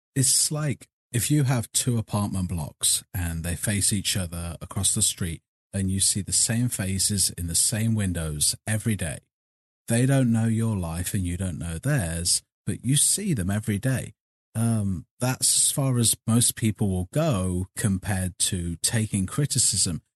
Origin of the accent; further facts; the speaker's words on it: Burbage, East Midlands, United Kingdom; moved away as an adult; now in United States; I was born in Leicestershire, raised in a little town called Burbage